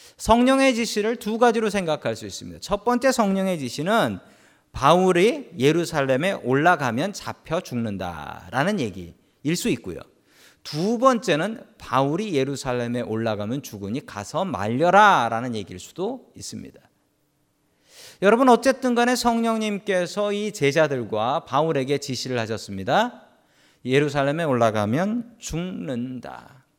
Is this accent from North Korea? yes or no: no; South Korea; also born or lived in San Francisco area, United States; now in San Francisco, United States